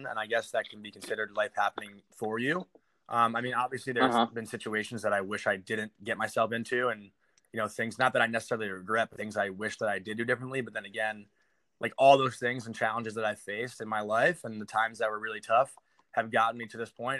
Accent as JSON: {"language": "English", "area": "Long Island", "region": "New York", "country": "United States", "said": "I'm from Long Island in New York City"}